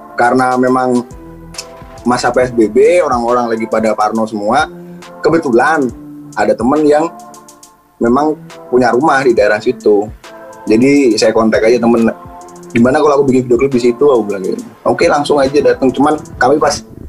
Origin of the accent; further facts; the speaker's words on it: Pangkalan Bun, Central Kalimantan, Indonesia; now in Semarang, Indonesia; Dari Kalimantan, Pangkalan Bun